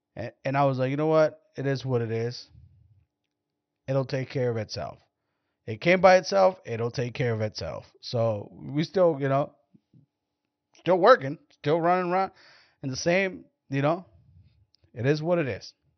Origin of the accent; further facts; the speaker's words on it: Mexico; now in United States; I'm Mexican